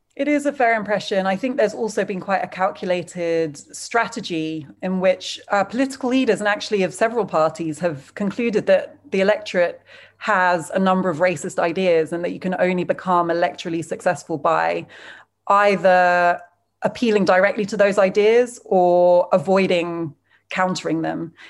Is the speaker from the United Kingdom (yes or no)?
yes; United Kingdom; As a British person